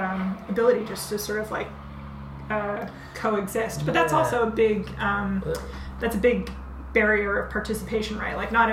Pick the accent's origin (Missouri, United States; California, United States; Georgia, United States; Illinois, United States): California, United States; Stockton; I am from this town in the Central Valley called Stockton, California.